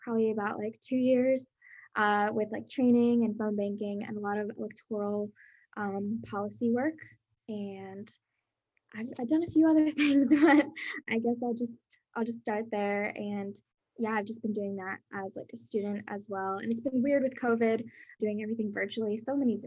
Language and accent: English; Pennsylvania, United States; also born or lived in Brazil; now in Baltimore, United States; I'm from Pennsylvania, and I'm originally from Brazil. I immigrated here when I was younger